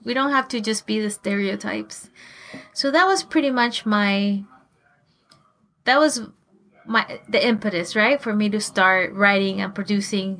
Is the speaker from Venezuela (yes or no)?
yes; Venezuela; moved away as an adult; also born or lived in Colorado, United States; now in Los Angeles, United States; I grew up in Venezuela, you know, in South America